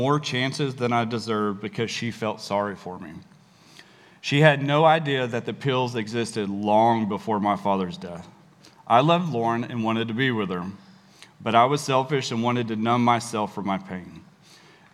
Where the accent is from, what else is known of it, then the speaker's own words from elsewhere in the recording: Dallas, Texas, United States; I too grew up in the Dallas